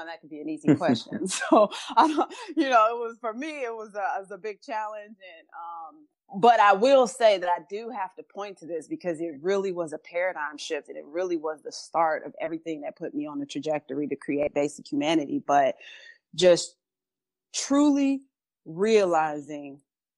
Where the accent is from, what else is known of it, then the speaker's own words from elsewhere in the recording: Chicago, Illinois, United States; We grew up in Chicago in poverty.